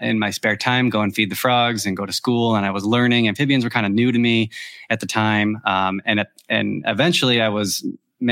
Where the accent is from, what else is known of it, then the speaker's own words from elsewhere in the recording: Michigan, United States; moved away as an adult; now in Tennessee, United States; We're originally from Michigan. I started in Michigan, but we now live in Tennessee